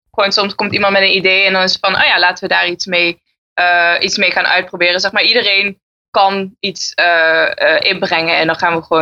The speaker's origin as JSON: {"language": "Dutch", "town": "Maastricht", "region": "Limburg", "country": "Netherlands", "moved": "yes", "lives_now": "Enschede, Netherlands", "said": "ik kom uit Maastricht en ik woon in Enschede."}